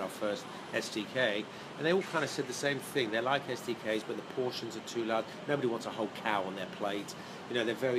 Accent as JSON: {"language": "English", "country": "Jersey", "moved": "as an adult", "lives_now": "United States"}